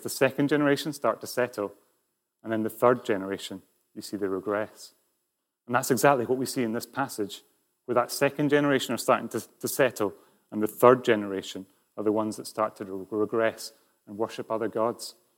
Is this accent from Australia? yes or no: no; Scotland, United Kingdom; also born or lived in China / south of England; now in Edinburgh, United Kingdom; that was obviously my, my home country, although I was, I was living down south at the time